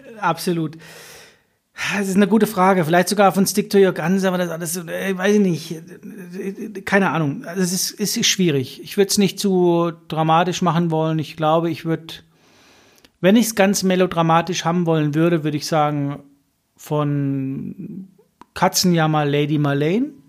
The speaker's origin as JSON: {"language": "German", "area": "a village about 15-25 km from Mosbach", "region": "Baden-Württemberg", "country": "Germany", "tie": "born or raised there", "said": "Bei uns gibt es ja nichts im Dorf. Ihr wisst ja nicht, wo wir herkommen, aber wir kommen aus der Vollpampa"}